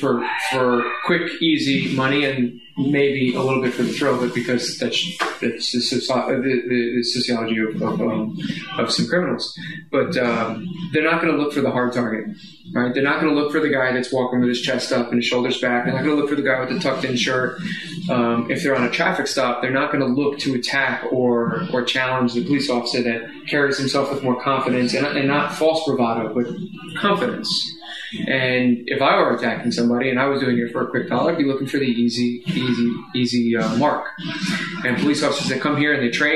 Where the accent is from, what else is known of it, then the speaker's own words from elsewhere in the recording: Sussex County, New Jersey, United States; moved away as an adult; also born or lived in Washington, D.C.; I came from Sussex County, New Jersey. There was no crime. And then I went to Washington, D.C.